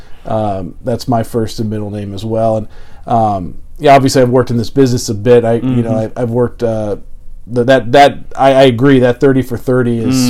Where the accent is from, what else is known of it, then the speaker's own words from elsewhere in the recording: California, United States; moved away; Growing up in California